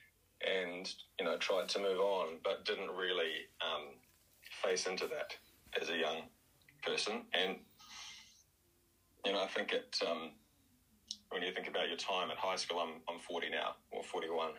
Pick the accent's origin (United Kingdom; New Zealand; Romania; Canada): New Zealand; Hamilton, Waikato; born or raised there; moved away; also born or lived in Wellington, New Zealand / Australia